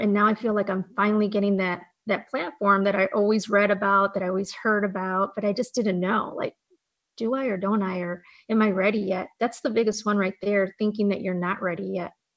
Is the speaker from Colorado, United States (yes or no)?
no; Fremont, Ohio, United States; where I grew up, it was Fremont, Ohio